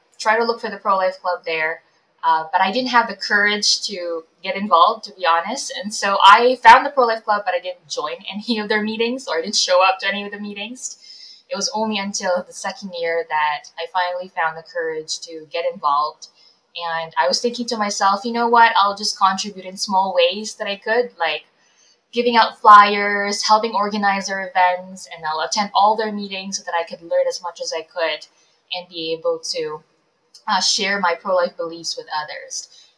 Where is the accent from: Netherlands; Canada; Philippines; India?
Philippines; moved away; Yeah, I'm an immigrant. My family and I moved here from the Philippines about 12 years ago, so in 2009.